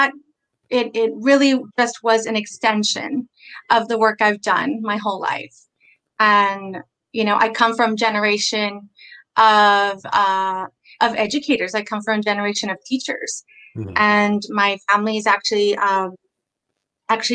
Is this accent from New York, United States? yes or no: no; San Antonio, Texas, United States; I was born and raised here in San Antonio.